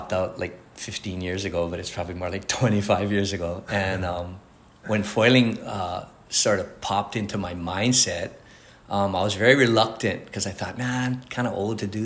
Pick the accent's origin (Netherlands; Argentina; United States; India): United States; Oahu, Kuliouou and Hawaii Kai; I lived on the east side. I lived on this side in Kuleo'o and Hawaii Kai